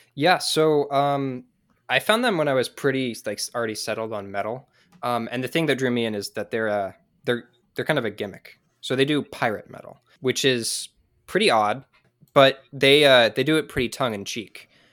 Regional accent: San Diego, California, United States; now in Utah, United States; I'm from San Diego, but I live in Utah right now

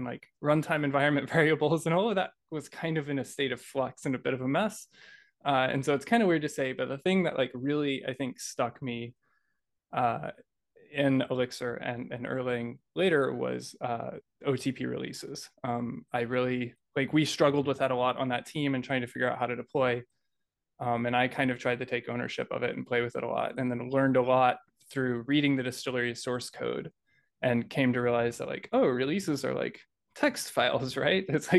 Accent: Oklahoma City, Oklahoma, United States; from Oklahoma City.

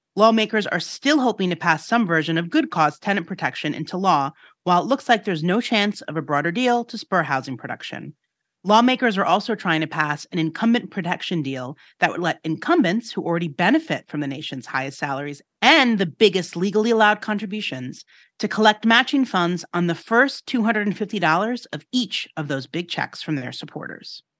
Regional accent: New York City, New York, United States; I grew up in Rockaway

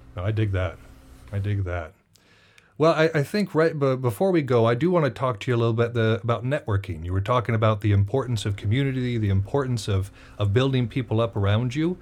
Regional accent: United States; I'm from America

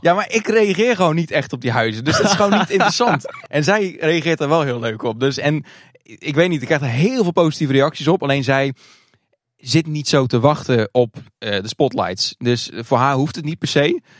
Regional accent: Hardinxveld-Giessendam, South Holland, Netherlands; Ik kom uit het Hardingshot Giesendam. de naam van het dorp is langer dan het dorp zelf. ik ben geboren in 1991, ook in Hardingshot Giesendam.

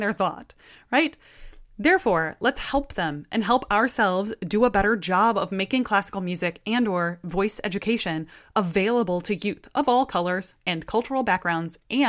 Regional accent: Iowa, United States; in my hometown, there's a group called Art Force Iowa.

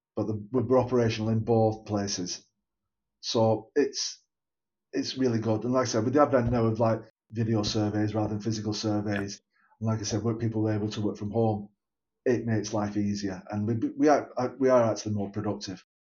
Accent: Bolton, North West England, United Kingdom; Born and bred in Bolton, still live in Bolton

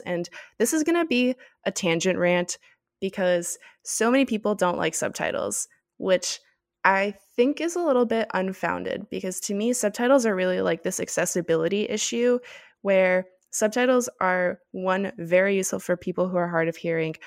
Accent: Miami, Florida, United States; I'm from Miami

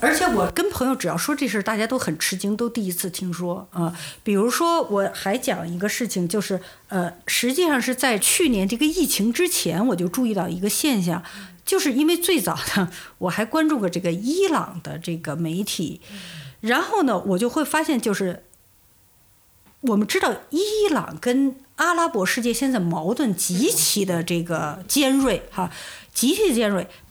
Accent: China; 我们中国人其实对世界上的这个舆论场在涌动什么呢？太不敏感。

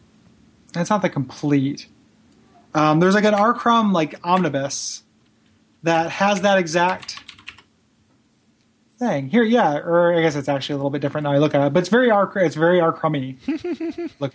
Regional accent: DeKalb, Illinois, United States; moved away; There's a frozen custard place called Ollie's that's kind of awesome in my hometown

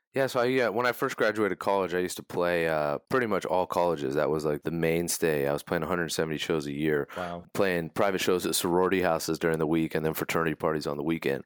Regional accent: California, United States; growing up in California

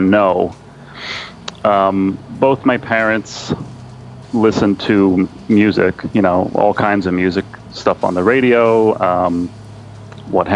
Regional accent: Bellport, New York, United States; also born or lived in Levittown, New York; We moved out to Belport, which is where I am right now, though I haven't lived in Belport my whole life

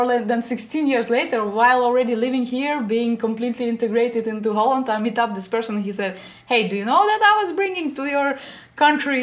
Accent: Riga, Latvia; moved away as an adult; also born or lived in Germany; now in Netherlands; And so I grew up in Latvia. That is a Baltic seaside city, Riga.

